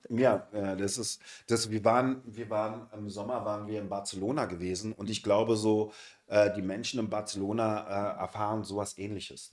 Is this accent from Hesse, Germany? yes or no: no; Berlin, Germany; wir sind aus dem Westen Berlins